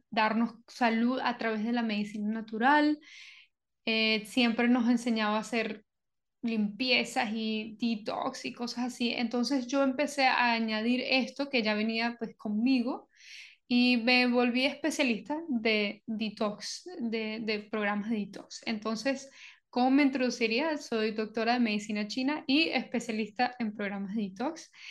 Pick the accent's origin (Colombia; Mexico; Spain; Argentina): Colombia; also born or lived in Venezuela; soy originalmente de Venezuela me crié en varios sitios, especialmente en Colombia, entonces me considero venezolana colombiana.